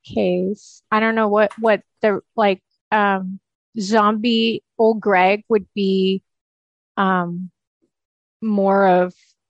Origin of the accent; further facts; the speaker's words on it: West Coast, United States; I don't think I could pull off that kind of accent. I'm from the West Coast.